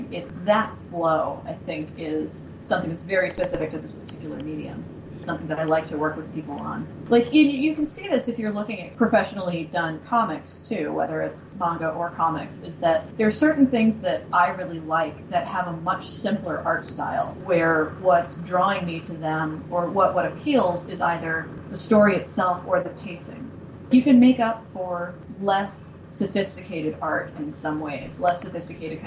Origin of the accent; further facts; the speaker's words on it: Massachusetts, United States; moved away; I'm from Massachusetts, and I was visiting home over the summer